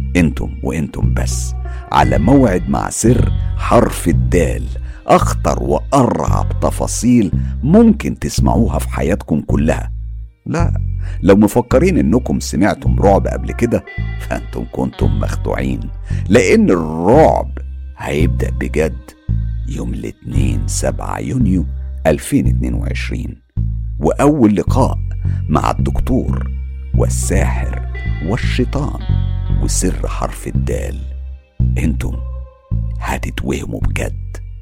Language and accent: Arabic; Egypt; now in London, United Kingdom